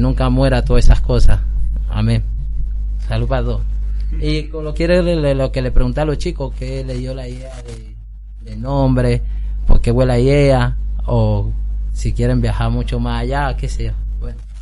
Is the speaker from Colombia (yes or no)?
yes; Colombia; now in Mendoza, Argentina; mi salsa, vallenato como colombiano